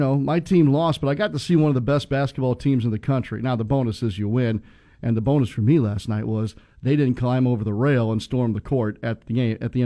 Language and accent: English; Midwest, United States; moved away; growing up in the Midwest